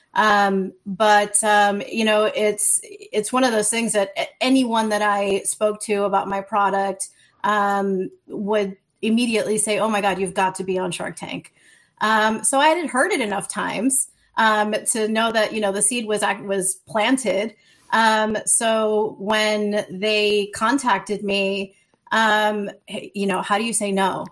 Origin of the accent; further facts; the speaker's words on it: New Orleans, Louisiana, United States; I'm from New Orleans, Louisiana